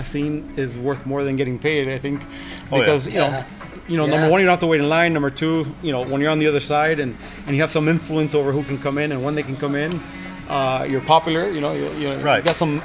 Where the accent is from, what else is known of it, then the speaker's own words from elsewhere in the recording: Miami, Florida, United States; I'm born and raised in Miami, Florida, Cuban parents